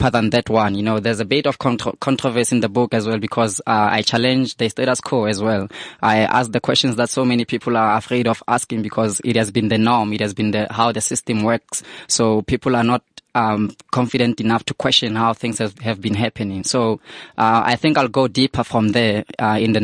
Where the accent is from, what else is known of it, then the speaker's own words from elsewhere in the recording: Vanderbijlpark, Gauteng, South Africa; I'm from Deval, I'm from Van der Bijl